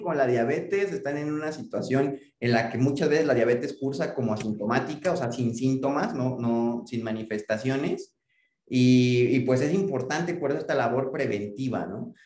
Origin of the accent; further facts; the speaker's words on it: Mexico; como población mexicana